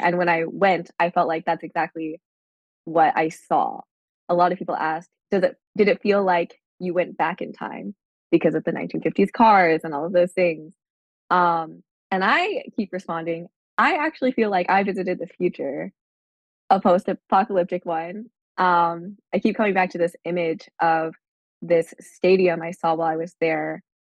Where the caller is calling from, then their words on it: Minneapolis, Minnesota, United States; I'm calling from Minneapolis, Minnesota.